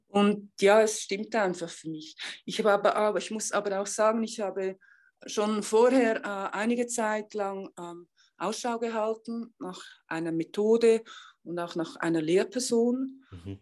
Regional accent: Switzerland; moved away; also born or lived in India; ich bin ja Schweizerin

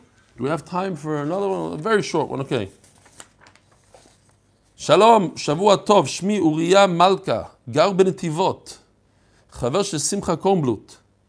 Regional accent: London, United Kingdom; now in Buenos Aires, Argentina; I'm from London originally, but I now live in Buenos Aires, Argentina. My wife is from here.

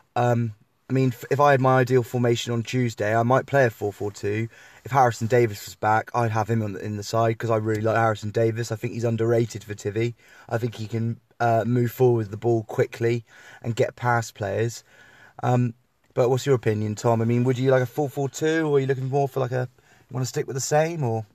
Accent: Tiverton, South West England, United Kingdom; growing up in the Tiverton area

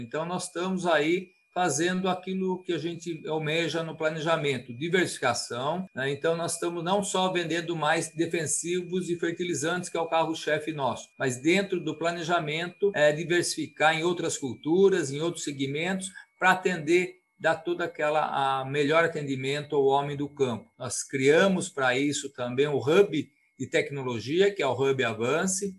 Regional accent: Piracicaba, São Paulo, Brazil; eu sou aqui de Piracicaba, nativão, né? Nasci no bairro Campestre

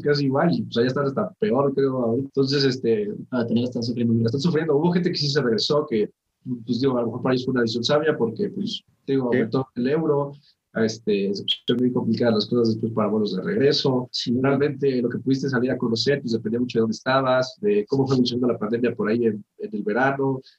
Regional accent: Mexico; yo digo, pues mexicano

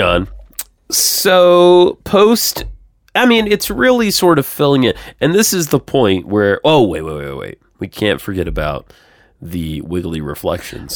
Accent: Georgia, United States; now in Nashville, United States; I'm from Georgia

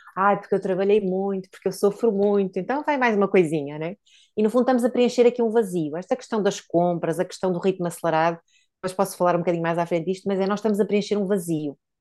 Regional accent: Póvoa de Varzim, Norte, Portugal; also born or lived in Porto; na minha, na minha terra natal, a Pova de Varzim

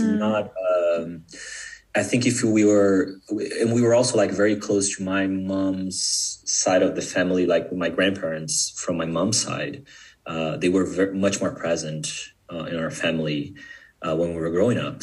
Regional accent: São Paulo, Brazil; first language Portuguese; English is a second language; moved away as an adult; also born or lived in Atlanta, Georgia, United States; now in Berlin, Germany; I was born in Brazil, and my dad's side of the family is from Japan. Uh, my my mom's side of the family is, is, from Brazil. So I grew up in, in Sao Paulo, Brazil

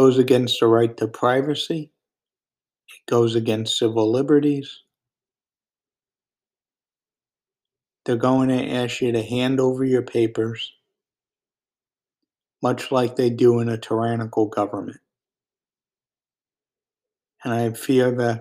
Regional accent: Virginia, United States; my home state of Virginia

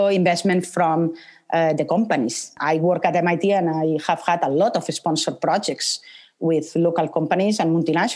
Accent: Barcelona, Catalonia, Spain; English is a second language; moved away; I am from Barcelona

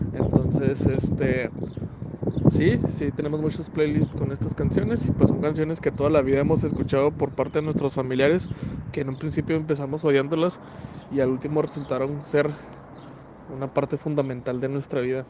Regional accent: Ciudad Juárez, Chihuahua, Mexico; also born or lived in Parral, Chihuahua; Llevo 26 años viviendo aquí en Ciudad Juárez

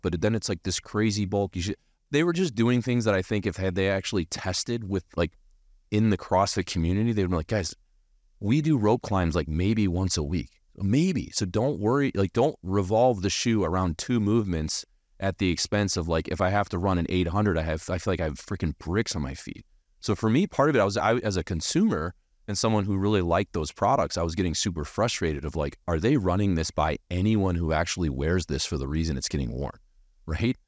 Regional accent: United States; as American as they come

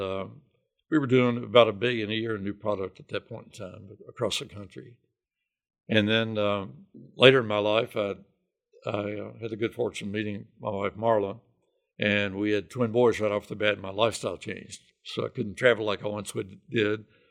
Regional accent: Hot Spot, Kentucky, United States; moved away as an adult; now in Lexington, United States; Phil and I grew up about fifteen miles from each other. He's from Jenkins up in Letcher County, and I'm from Hotspot.

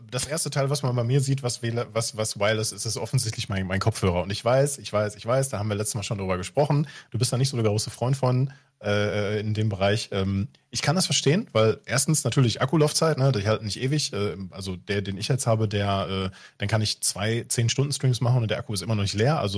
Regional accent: West Germany, Germany; Ich bin im Westen groß geworden

